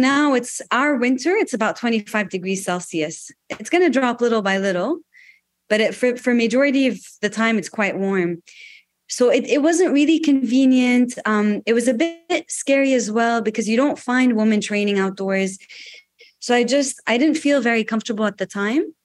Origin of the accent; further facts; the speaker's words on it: Riyadh, Riyadh Province, Saudi Arabia; I'm Lebanese. I was born and raised in Riyadh, the capital city of Saudi Arabia. I spent my childhood here